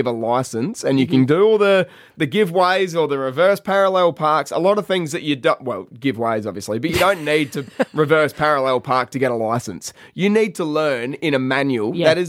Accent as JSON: {"language": "English", "area": "Adelaide Hills", "region": "South Australia", "country": "Australia", "tie": "born or raised there", "said": "We grew up in the Adelaide Hills"}